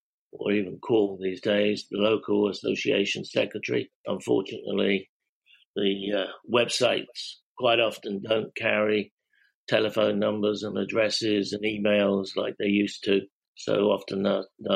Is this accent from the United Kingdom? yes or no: yes; England, United Kingdom; now in Philadelphia, United States; I'm English